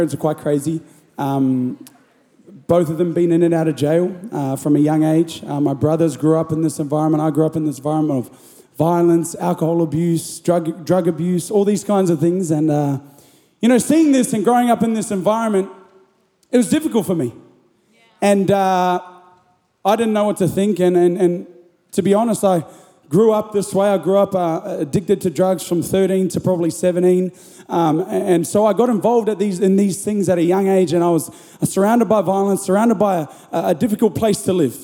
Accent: Gold Coast, Queensland, Australia; also born or lived in Byron Bay, New South Wales; now in Melbourne, Australia; I was born in Byron Bay, brought up in the Gold Coast

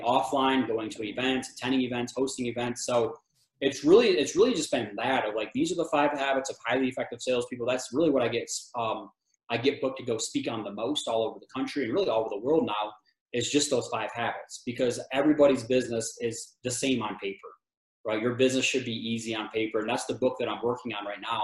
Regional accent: Michigan, United States; moved away as an adult; also born or lived in Texas / West Virginia / Tennessee; now in Colorado, United States; I'm from Michigan

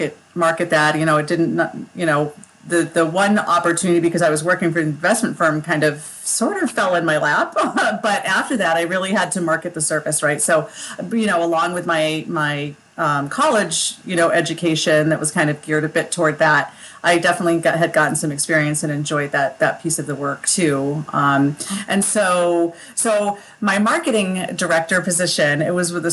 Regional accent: Skinny Atlas, New York, United States; moved away; also born or lived in Massachusetts / Colorado / Texas; this is my hometown. This is where I grew up

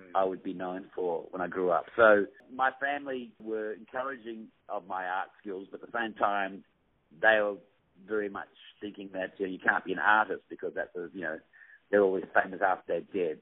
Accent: Perth, Western Australia, Australia; I come from Perth, which is a very remote city, and I'm sitting there right now actually

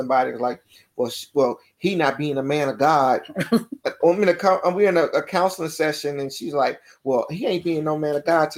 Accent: Baton Rouge, Louisiana, United States; I'm from Baton Rouge, Louisiana

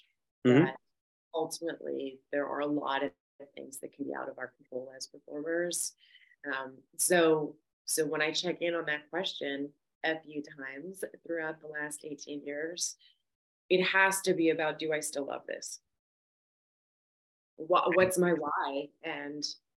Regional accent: Victoria, British Columbia, Canada; moved away as an adult; also born or lived in Vancouver, Canada; now in Los Angeles, United States; I am originally from Victoria, BC, so I moved to Vancouver

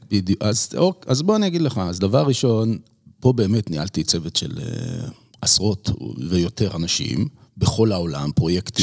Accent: Israel; moved away as an adult; also born or lived in United States; אנחנו מאוד ישראלים

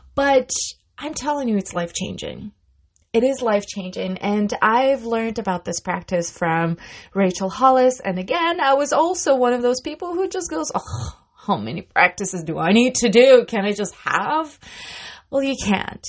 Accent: Russia; moved away; I come from Russia

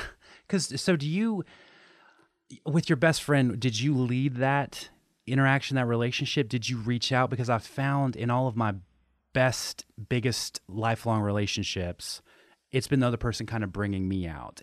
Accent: Tennessee, United States; I grew up in Tennessee

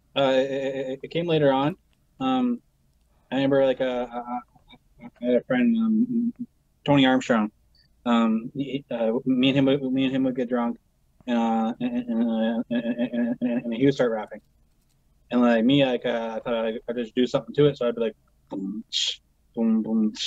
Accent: Brantford, Ontario, Canada; also born or lived in Paris, Ontario; I was born in Brantford

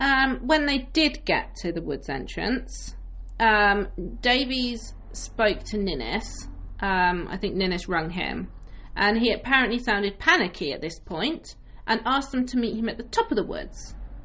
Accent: United Kingdom; obviously we're British, like, a cup of tea is for comfort.

